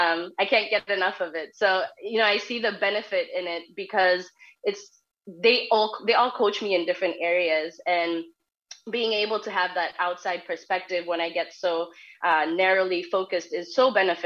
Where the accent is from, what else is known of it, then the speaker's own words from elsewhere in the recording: Kenya; moved away as an adult; now in United States; 4 years after I moved to the U.S. because I'm from Kenya, I decided to start a business.